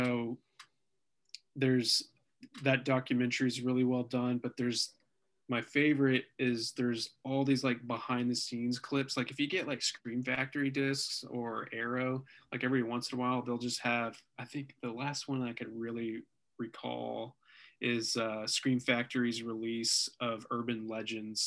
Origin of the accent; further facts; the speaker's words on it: Denton, Texas, United States; we grew up in Denton, Texas